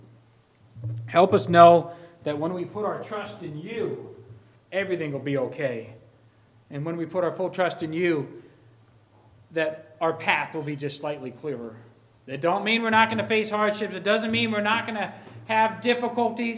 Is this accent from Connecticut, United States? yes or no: yes; Stratford, Connecticut, United States; moved away as an adult; We've gone back to Connecticut, to Stratford, my hometown